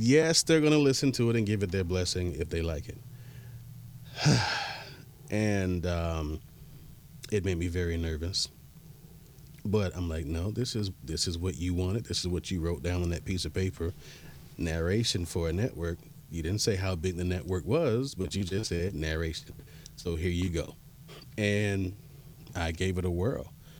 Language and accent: English; Miami, Florida, United States; I'm like, growing up in Miami, kids, and I'm sure it's everywhere else, but just based on what I know, what I've seen, you're always taught to hustle.